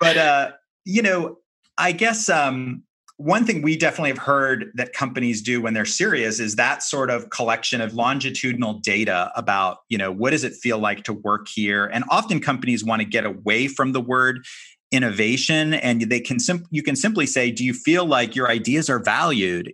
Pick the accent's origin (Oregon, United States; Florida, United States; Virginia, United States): Florida, United States; Miami; also born or lived in San Francisco; my hometown of Miami